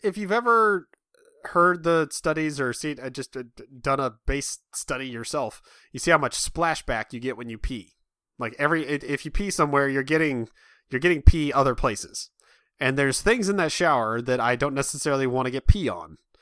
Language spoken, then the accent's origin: English; Midwest, United States; I'm from the Midwest.